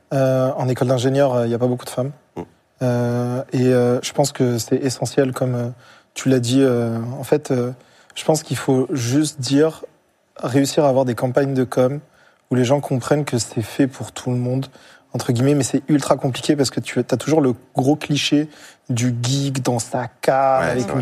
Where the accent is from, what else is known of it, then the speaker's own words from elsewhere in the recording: Marseille, Provence-Alpes-Côte d'Azur, France; moi, j'ai grandi en cité, à Marseille